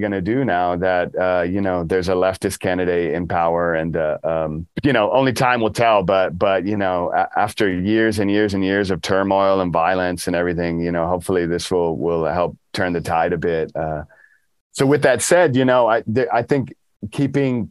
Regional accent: Dallas, Texas, United States; now in Austin, United States; I grew up in Dallas

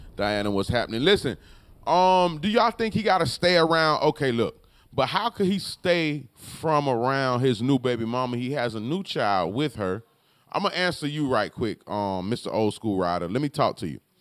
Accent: Palm Beach, Florida, United States; Where I'm from, I'm from Palm Beach. I'm from Florida, though

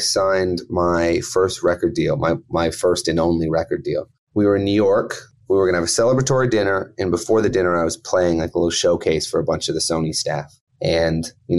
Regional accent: King City, Ontario, Canada; I grew up about 45 minutes outside of Toronto in a small town called King City.

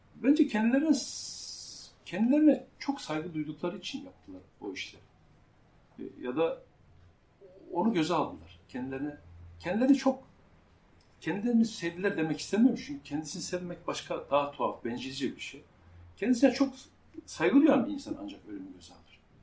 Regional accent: Central Anatolia, Turkey; Orta Anadolu bir köyünde doğdum. Ee, küçük bir kasabada, köy demeyelim

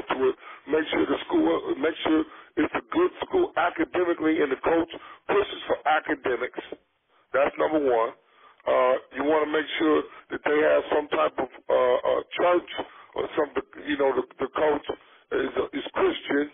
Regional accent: the South, United States; I grew up in the South, so obviously there wasn't any hockey

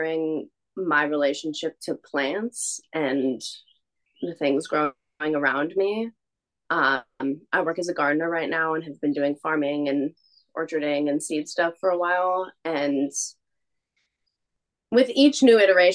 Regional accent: West Coast, United States; moved away as an adult; now in Philadelphia, United States; being from the West Coast

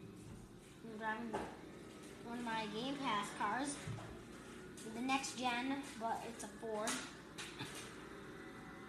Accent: North Carolina, United States; my home state, North Carolina

